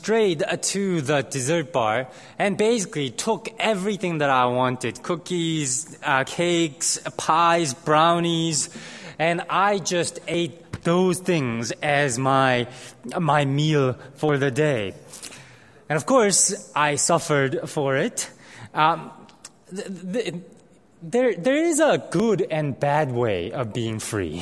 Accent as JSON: {"language": "English", "country": "South Korea", "tie": "born or raised there", "moved": "yes", "said": "I grew up in Korea"}